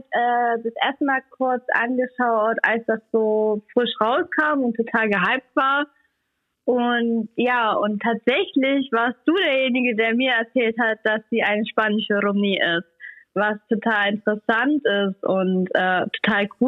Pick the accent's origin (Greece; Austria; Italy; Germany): Germany; Leipzig, Saxony; ich komme aus Leipzig, bin 22 Jahre alt